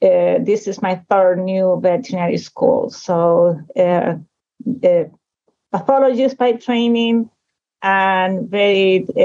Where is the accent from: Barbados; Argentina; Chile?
Chile; moved away as an adult; also born or lived in Liverpool, England / Texas / Prince Edward Island, Canada / Long Island, New York; I'm originally from Chile. That's where I did my DVM degree. And then I went to Texas. Well, first I did my PhD at Liverpool in England, and then Texas A&M for the residency program